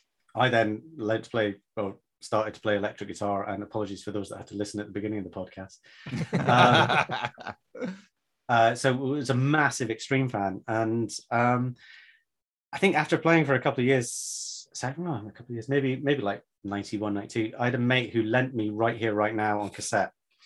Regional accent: Belgium; And I grew up in Belgium

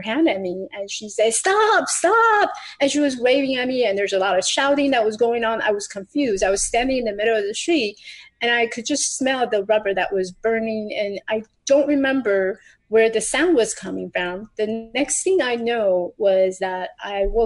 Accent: Taiwan; I grew up in Taiwan. I was born in Taiwan.

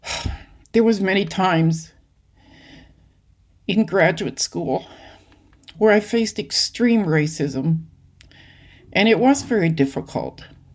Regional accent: Lillooet, British Columbia, Canada; I consider Lillooet, British Columbia, my hometown. It's along the Fraser River, sort of in northern central BC.

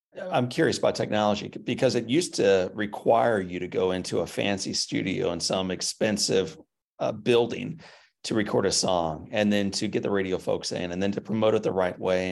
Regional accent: St. Louis, Missouri, United States; now in Nashville, United States; I was born up in Saint Louis

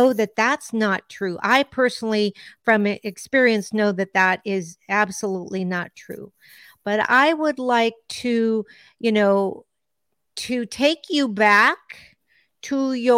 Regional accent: United States; first language Spanish; English is a second language; I was born in the U.S.

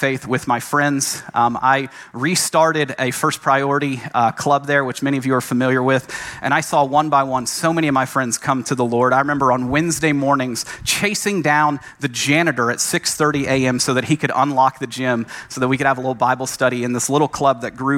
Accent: Franklin, Tennessee, United States; moved away as an adult; also born or lived in Massachusetts; I grew up in Franklin, Tennessee.

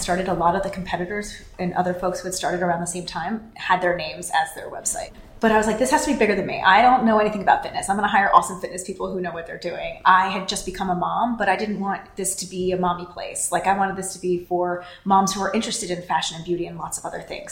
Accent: East Coast, United States; moved away as an adult; also born or lived in New York; now in San Francisco, United States; I grew up on the East Coast and lived in New York before we moved out to San Francisco

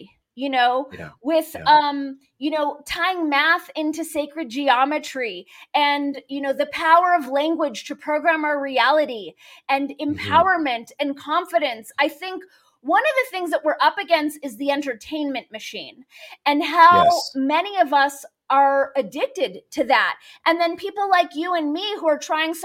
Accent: Los Angeles, California, United States; I grew up in Los Angeles

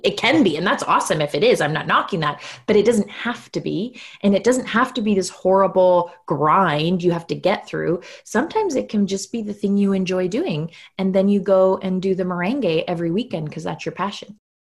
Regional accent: Canada; So yes, I am Canadian. I live in small town Canada, like full on postcard small town Canada at the moment.

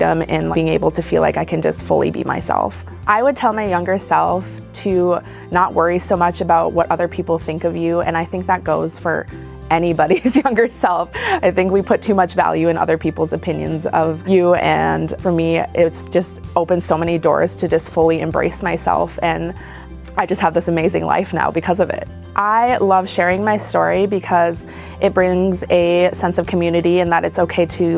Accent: northern Minnesota, United States; also born or lived in South Korea; I grew up in a very small town in northern Minnesota.

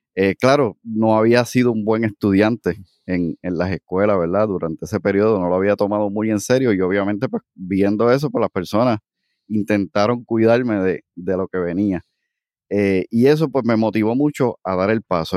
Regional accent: Aibonito, Puerto Rico; moved away as an adult; also born or lived in Cayey; now in Cidra, Puerto Rico; nací en el pueblo de Ibonito. Eh, de hecho, me crié también allí, estuve hasta los 26 años

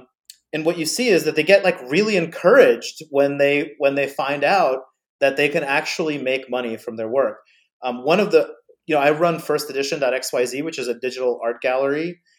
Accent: New Jersey, United States; but she comes from New Jersey. I grew up in New Jersey as well.

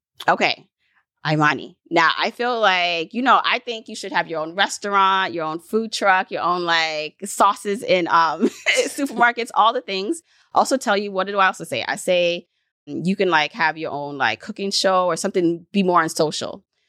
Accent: Jamaica; born there; even though I'm Jamaican too, because I was born there

